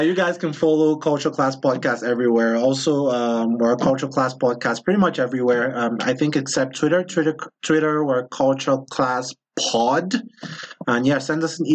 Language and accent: English; Nigeria; moved away as an adult; now in United States; I grew up in Nigeria and came here to school